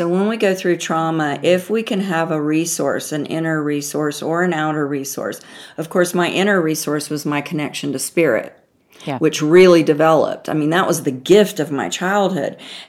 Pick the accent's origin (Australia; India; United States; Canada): United States; the South; She was a Yankee, my grandmother called, because, you know, I'm from the South.